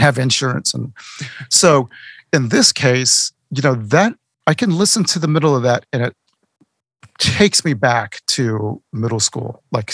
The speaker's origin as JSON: {"language": "English", "region": "Texas", "country": "United States", "tie": "born or raised there", "also_born_or_lived": "South Carolina", "moved": "as an adult", "lives_now": "Georgia, United States", "said": "I grew up in Texas, and then I moved to South Carolina for a few years"}